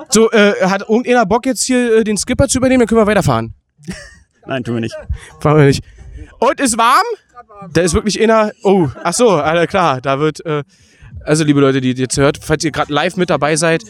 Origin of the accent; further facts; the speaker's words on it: Berlin, Germany; ich komme aus Berlin.